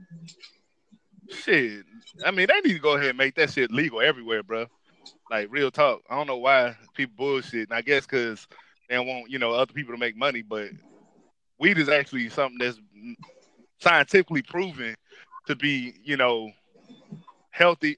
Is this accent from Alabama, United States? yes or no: yes; Dothan, Alabama, United States; also born or lived in Detroit, Michigan; I was raised by my grandparents in Dothan, Alabama after my mom passed away